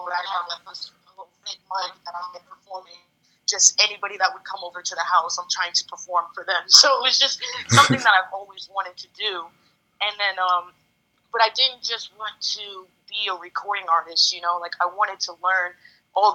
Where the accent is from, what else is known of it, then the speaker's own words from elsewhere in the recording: Orlando, Florida, United States; moved away as an adult; now in Denver, United States; I'm originally from Orlando, Florida.